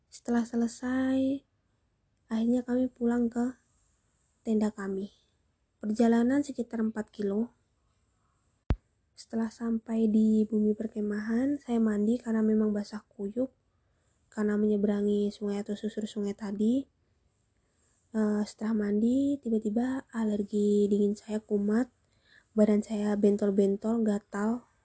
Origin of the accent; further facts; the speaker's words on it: Java, Indonesia; Kalau dalam bahasa Jawanya ora kok, karena kami orang Jawa dan kami tinggal di Jawa.